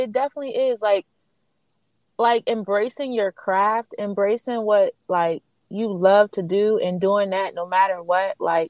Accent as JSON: {"language": "English", "region": "Maryland", "country": "United States", "tie": "born or raised there", "also_born_or_lived": "Columbia", "said": "I was born in Maryland too."}